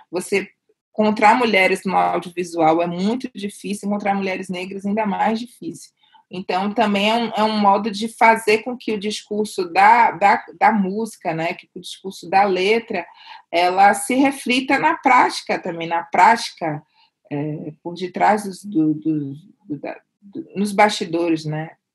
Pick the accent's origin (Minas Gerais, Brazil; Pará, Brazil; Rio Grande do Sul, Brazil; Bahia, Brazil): Bahia, Brazil; Salvador; moved away as an adult; now in São Paulo, Brazil; eu vim baiana, sabe, eu não quis ser outra coisa a não ser baiana e negra